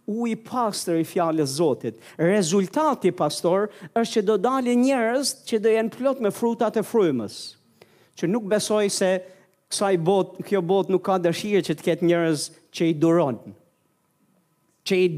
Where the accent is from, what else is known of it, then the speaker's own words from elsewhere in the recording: Albania; Unë e mora vesh si shqiptar